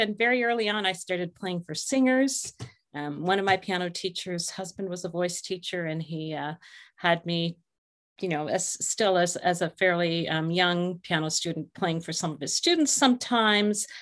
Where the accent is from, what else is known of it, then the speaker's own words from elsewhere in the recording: St. Catharines, Ontario, Canada; I was born in Saint Catharines, Ontario, which is actually, uh, not far from Niagara Falls, very close to the, uh, Buffalo Border Crossing. So in my childhood, made a lot of trips across the river